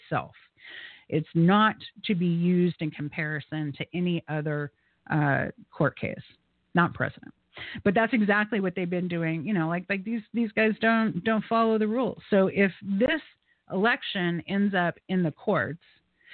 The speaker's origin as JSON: {"language": "English", "country": "United States", "tie": "born or raised there", "said": "my friends that I grew up with in Salt Lake Beach"}